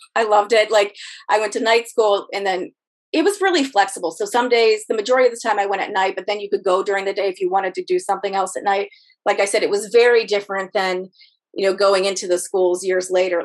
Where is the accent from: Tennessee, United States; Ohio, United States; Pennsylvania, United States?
Ohio, United States; Youngstown; moved away as an adult; now in Arlington, United States; I grew up in Ohio in a very in the Rust Belt in a very uh, blue collar town